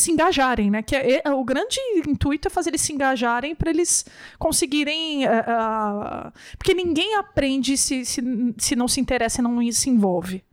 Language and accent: Portuguese; São Bernardo do Campo, São Paulo, Brazil; Eu, eu sou de São Bernardo do Campo, né? São Paulo